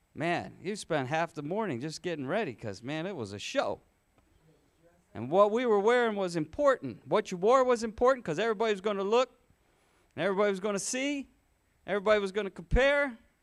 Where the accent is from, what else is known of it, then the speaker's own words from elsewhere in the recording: Michigan, United States; the church where I grew up in Michigan